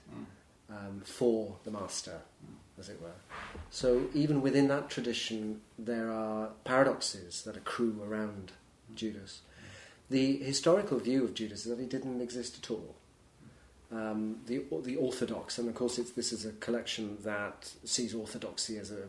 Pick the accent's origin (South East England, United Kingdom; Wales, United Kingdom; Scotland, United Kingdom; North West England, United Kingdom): Wales, United Kingdom; Welsh; I was brought up as a Welsh nonconformist Congregationalist